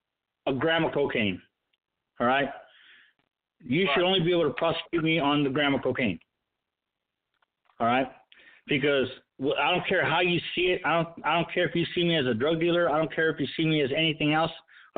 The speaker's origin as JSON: {"language": "English", "country": "United States", "said": "My single and only pledge is to America. Okay? I'm an American."}